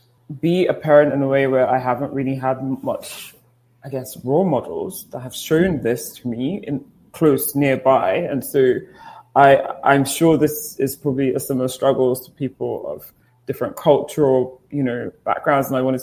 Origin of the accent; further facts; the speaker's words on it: Nigeria; I'm Nigerian